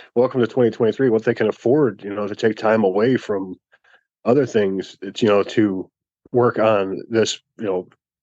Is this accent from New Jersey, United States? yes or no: no; Maumee, Ohio, United States; my hometown in Maumee